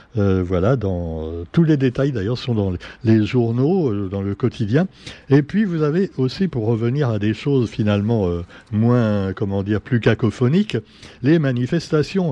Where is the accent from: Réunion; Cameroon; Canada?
Réunion; chez nous à La Réunion